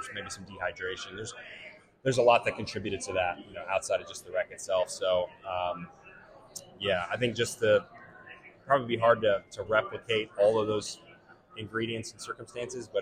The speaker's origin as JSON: {"language": "English", "region": "Tennessee", "country": "United States", "said": "I'm from Tennessee"}